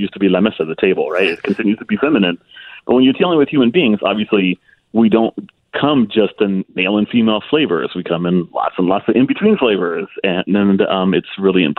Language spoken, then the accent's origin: English; United States; I'm a Chicano